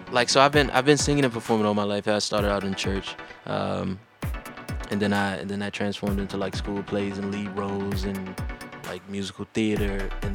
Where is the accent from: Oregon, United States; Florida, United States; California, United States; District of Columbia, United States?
District of Columbia, United States; Washington; I'm from Southeast DC.